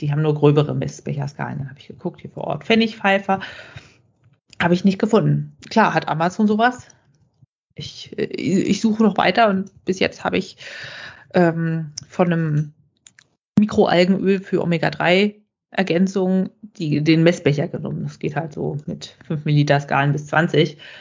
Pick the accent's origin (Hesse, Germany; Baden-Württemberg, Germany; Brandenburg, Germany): Brandenburg, Germany; bei uns in Brandenburg